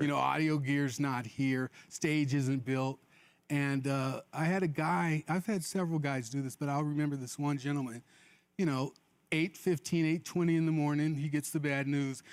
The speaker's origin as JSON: {"language": "English", "town": "Mobile", "region": "Alabama", "country": "United States", "tie": "born or raised there", "said": "I was born in Mobile, Alabama"}